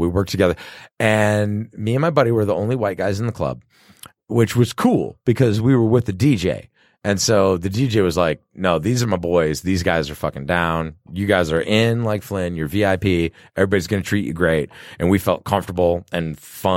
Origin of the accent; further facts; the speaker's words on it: Detroit, Michigan, United States; growing up in Detroit